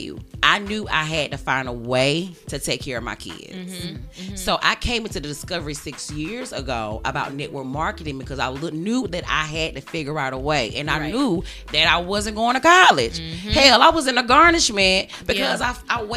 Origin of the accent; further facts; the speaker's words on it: Augusta, Georgia, United States; we're all from Augusta, right? We still live in Augusta.